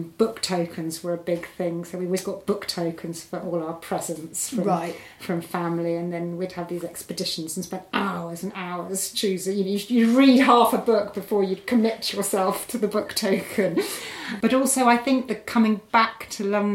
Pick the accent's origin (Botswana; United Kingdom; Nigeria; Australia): Botswana; I grew up in Botswana